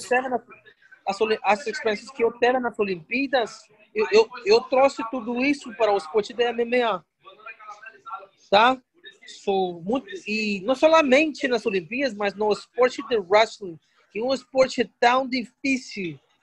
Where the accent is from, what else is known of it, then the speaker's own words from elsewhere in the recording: Northeast Region, Brazil; Eu sou nordestino